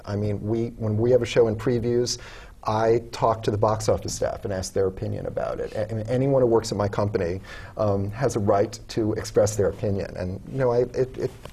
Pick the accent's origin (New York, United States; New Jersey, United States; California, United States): New York, United States; around; as a kid growing up around New York